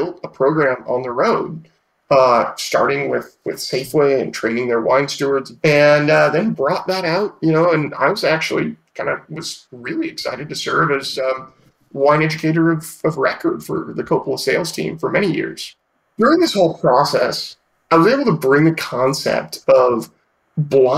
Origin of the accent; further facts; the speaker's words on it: Petaluma, California, United States; I grew up in Sonoma County, right at the southern tip of it, in a town called Petaluma